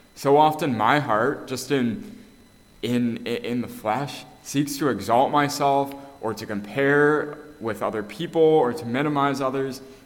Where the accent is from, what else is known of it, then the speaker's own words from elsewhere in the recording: Canada; moved away; I'm actually from Canada